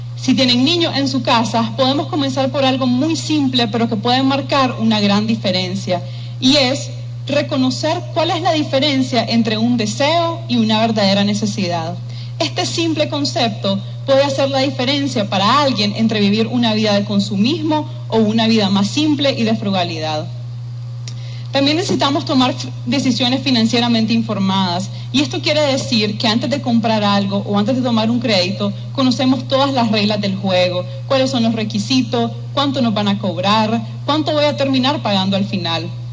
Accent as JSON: {"language": "Spanish", "country": "Nicaragua", "also_born_or_lived": "Taiwan", "said": "nos identifica como nicaragüenses"}